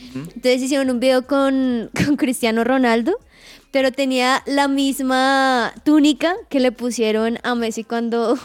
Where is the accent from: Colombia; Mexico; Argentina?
Colombia; Sogamoso, Boyacá; now in Bogotá, Colombia; en Sogamoso donde él se acercó, del lugar de donde soy